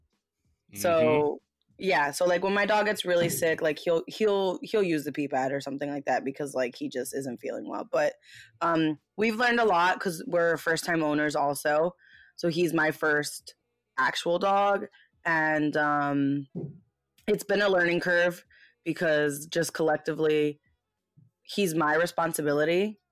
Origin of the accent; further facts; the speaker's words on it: United States; I was born in the States.